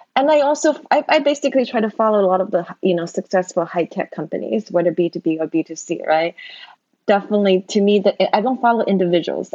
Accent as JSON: {"language": "English", "country": "China", "tie": "born or raised there", "moved": "as an adult", "lives_now": "United States", "said": "I grew up in China back then the China was still very poor."}